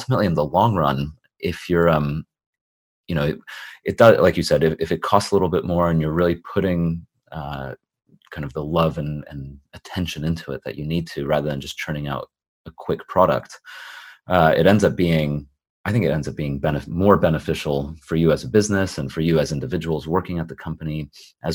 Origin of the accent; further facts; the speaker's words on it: California, United States; now in United Kingdom; I'm from California